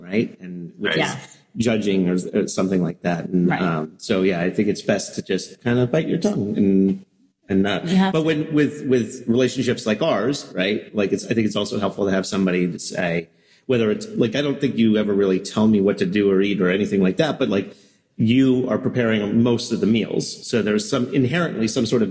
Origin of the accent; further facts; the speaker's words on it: New Jersey, United States; accent: not much of a Jersey accent; I grew up in New Jersey